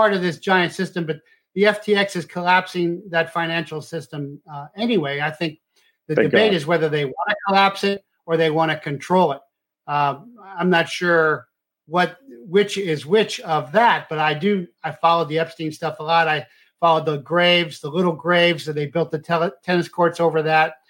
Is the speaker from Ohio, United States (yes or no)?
yes; Cincinnati, Ohio, United States; I'm from Cincinnati